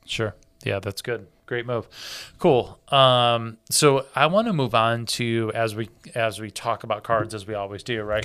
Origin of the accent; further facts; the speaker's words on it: Michigan, United States; Growing up in Michigan, it's like Southern Canada